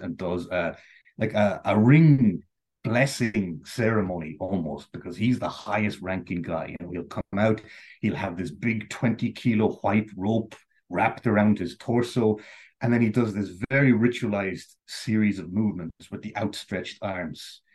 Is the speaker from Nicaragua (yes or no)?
no; Sligo, Connacht, Ireland; growing up, I grew up in Sligo.